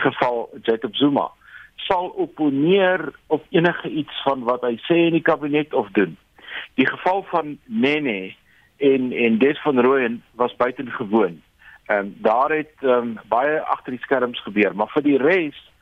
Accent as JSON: {"language": "Afrikaans", "country": "South Africa"}